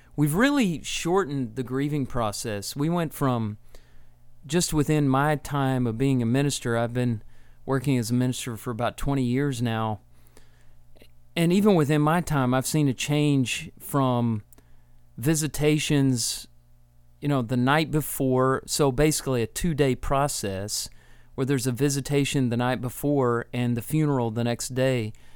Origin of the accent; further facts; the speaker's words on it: Texas, United States; moved away as an adult; also born or lived in Tennessee; now in Alabama, United States; I grew up in Texas, and I went to college in Tennessee, and I live in Alabama now